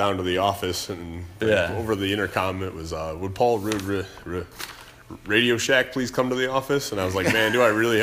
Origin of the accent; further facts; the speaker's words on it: Buffalo, New York, United States; moved away; also born or lived in Smethport, Pennsylvania / Austin, Texas; I grew up in Buffalo, New York, moved south to Smethport, Pennsylvania. That's where I went to high school